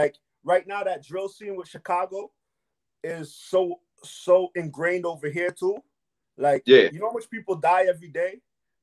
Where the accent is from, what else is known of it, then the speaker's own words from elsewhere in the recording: Toronto, Ontario, Canada; also born or lived in Belize; I wasn't even born here. I was born in Belize. Being mostly first generation Canadians in Toronto